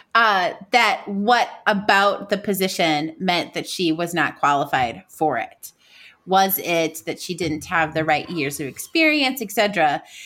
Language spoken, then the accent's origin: English; United States; me being American